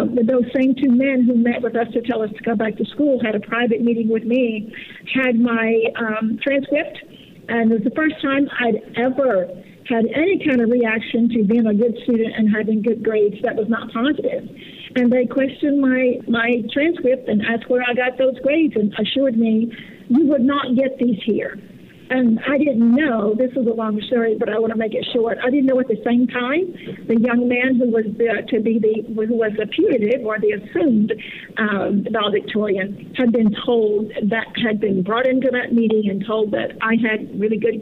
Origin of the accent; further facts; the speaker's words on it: Willisville, Arkansas, United States; We grew up in Willisville, Arkansas, population 152, down in the Southwest